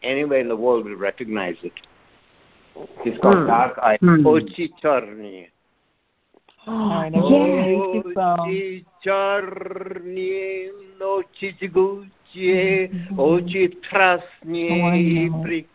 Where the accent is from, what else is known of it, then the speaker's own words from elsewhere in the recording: India; I'm from India